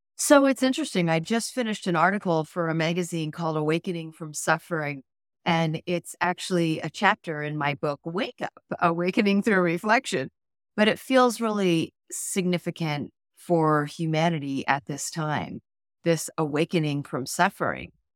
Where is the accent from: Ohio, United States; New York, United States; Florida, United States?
Ohio, United States; Dayton; also born or lived in Mount Shasta, California; my father was transferred to Dayton, Ohio